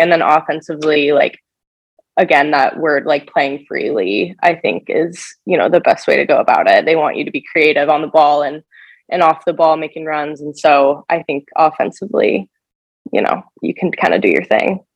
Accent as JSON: {"language": "English", "town": "Kansas City", "country": "United States", "also_born_or_lived": "Nebraska", "moved": "as an adult", "said": "I am from Kansas City originally"}